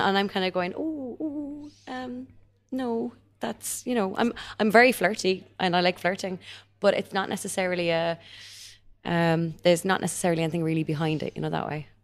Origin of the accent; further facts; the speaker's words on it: Ireland; we're Irish